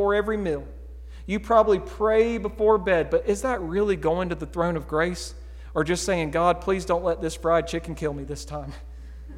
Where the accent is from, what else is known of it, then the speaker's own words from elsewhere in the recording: United States; We're Americans